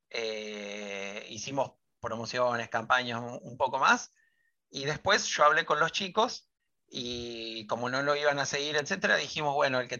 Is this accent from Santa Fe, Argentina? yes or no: yes; Rosario, Santa Fe, Argentina; Rosario, y ahí hice toda mi secundaria y soy como, o sea, mi, elección o, siempre que digo de dónde soy, soy de Rosario